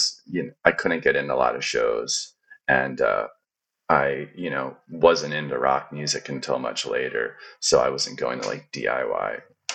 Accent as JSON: {"language": "English", "town": "Philadelphia", "region": "Pennsylvania", "country": "United States", "also_born_or_lived": "Portland, Oregon / Chicago / El Salvador", "moved": "as an adult", "said": "I'm from the Philadelphia area"}